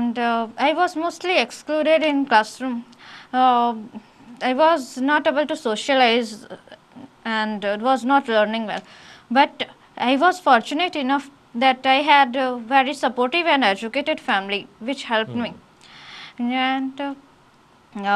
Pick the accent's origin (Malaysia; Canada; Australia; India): India; Ahmedabad, Gujarat; I am from Ahmedabad